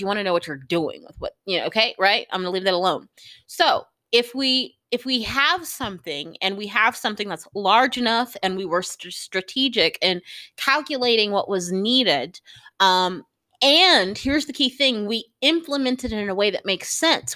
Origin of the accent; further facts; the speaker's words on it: United States; as an American